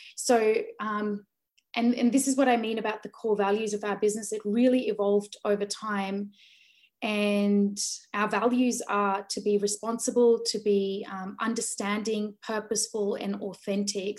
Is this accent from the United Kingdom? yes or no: no; Sydney, New South Wales, Australia; born or raised there; also born or lived in Delhi, India